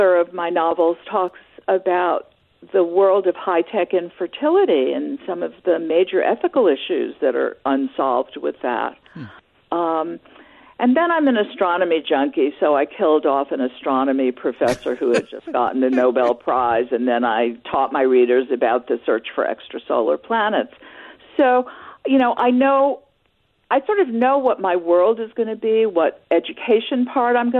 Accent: New York, United States; I grew up in New York in a one-bedroom apartment.

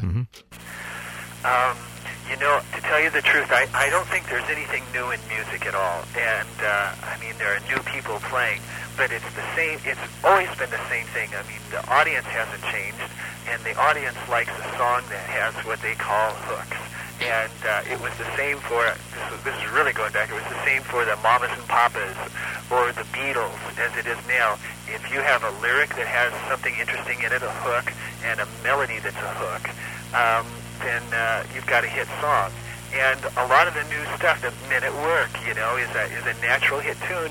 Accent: Colorado, United States; my childhood when I grew up in in Colorado, my grandfather had a, a ranch

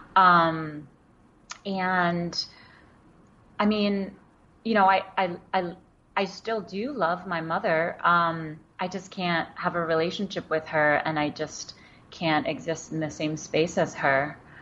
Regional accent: New York City, New York, United States; first language Wenzhounese; English is a second language; also born or lived in Wenzhou, China; I grew up in Queens in New York

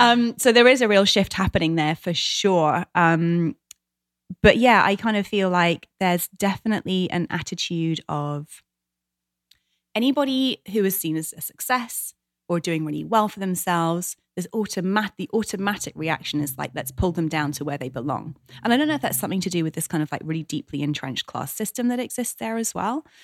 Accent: England, United Kingdom; moved away as an adult; now in United States; my hometown, my homeland, 'cause there's so much that I love about England and British culture

